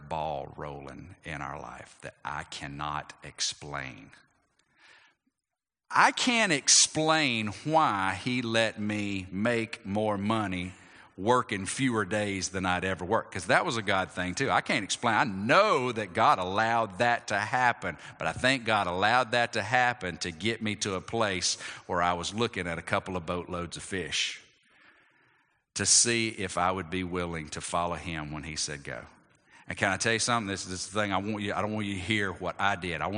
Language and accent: English; Athens, Georgia, United States; my hometown of Athens